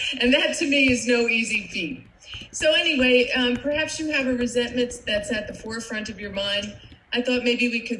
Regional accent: New Jersey, United States; moved away; you probably recognize my accent. I am not from Florida. I am a Jersey girl, and I grew up in a big Irish Catholic family right across the river from you guys and in New York City.

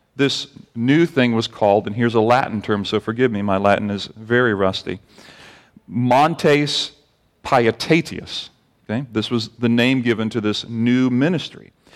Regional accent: Barbados; moved away; growing up in Barbados

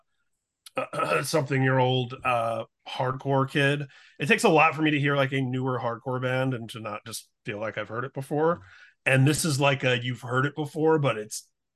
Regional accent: Indiana, United States; growing up in Indiana

